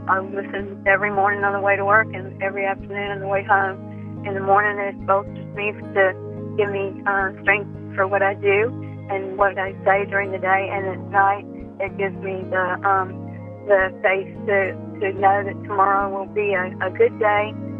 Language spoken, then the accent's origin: English; Mississippi, United States; now in Louisiana, United States; I'm from Louisiana, originally from Mississippi.